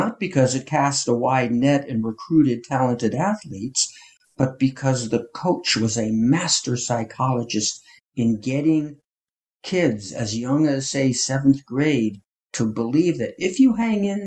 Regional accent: northern New Jersey, United States; I grew up in northern New Jersey in a suburb

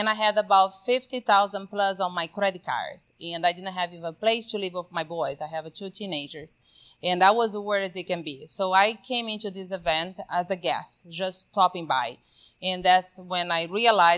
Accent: Brazil; now in Texas, United States; So grew up, born and raised in Brazil, not just Brazil, but in the middle of the Amazon, where there is no electricity whatsoever.

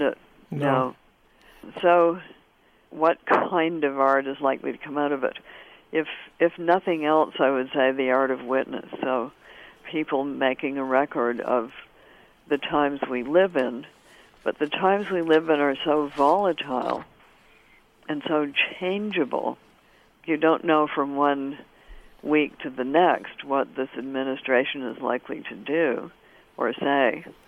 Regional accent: Canada; I'm Canadian of a certain generation, and we had it in school.

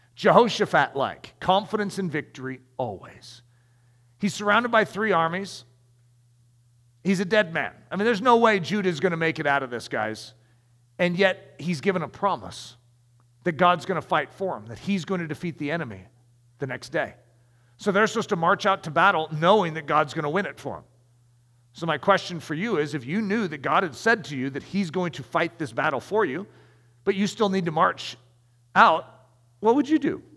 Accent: United States; as an American

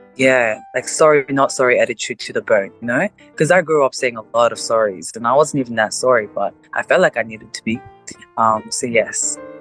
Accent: South Korea; now in Australia; I'm Asian. I forgot about that." Right. uh, Korea

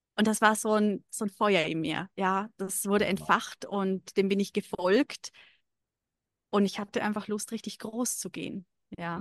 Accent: Lake Constance region, Vorarlberg, Austria; moved away as an adult; now in Dubai, United Arab Emirates; Ich komme ursprünglich aus Österreich, aus äh, der Bodenseeregion

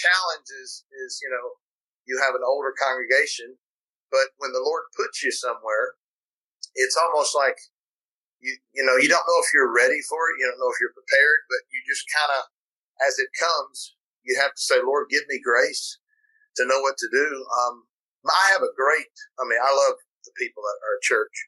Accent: Florida, United States; moved away as an adult; now in South Carolina, United States; I'm from Florida

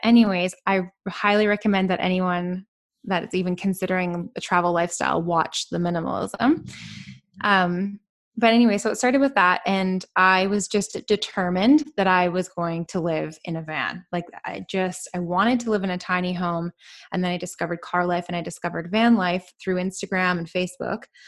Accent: British Columbia, Canada; I am from Canada, yeah. And I've spent actually most of my life in B C

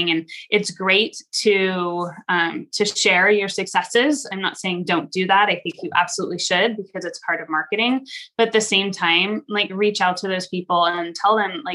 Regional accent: California, United States; now in Idaho, United States; I am from California originally, but I've been in Idaho for 17 years

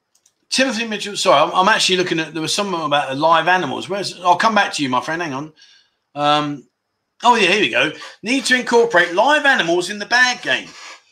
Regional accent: Scotland, United Kingdom; No, my friend. No, I haven't had the vaccine. I'm Scottish.

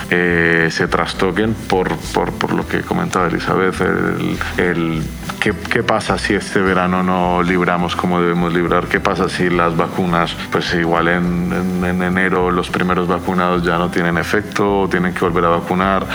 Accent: Colombia; now in Donostia, Spain; mis padres eh, viven en Cali, en Colombia

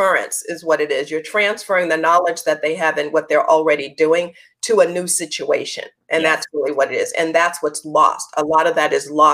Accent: New York, United States; also born or lived in North Carolina; I was the one from New York

